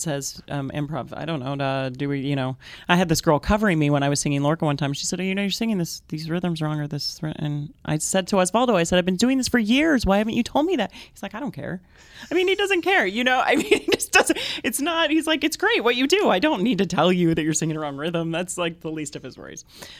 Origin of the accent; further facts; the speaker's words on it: Clovis, California, United States; In Clovis, California.